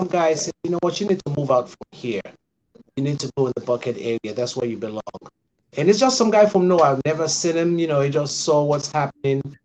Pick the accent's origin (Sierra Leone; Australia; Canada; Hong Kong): Sierra Leone; Freetown, Western Area; moved away as an adult; also born or lived in Decatur, Georgia, United States; now in Atlanta, United States; I'm from West Africa, Freetown, Sierra Leone. I came here in 1987